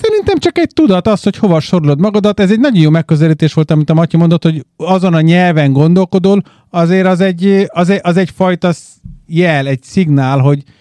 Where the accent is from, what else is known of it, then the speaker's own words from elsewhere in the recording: Hungary; moved away; Magyarország a hazám